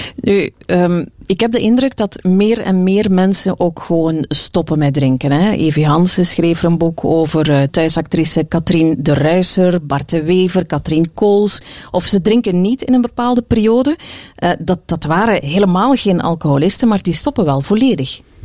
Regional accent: West Flanders, Belgium; bij ons in West-Vlaanderen zeiden ze, hij heeft de kozintjes

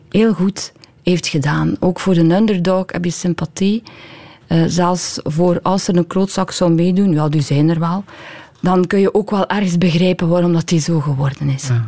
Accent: West Flanders, Belgium; Ik ben een pleaser, ik ben een meisje uit West-Vlaanderen.

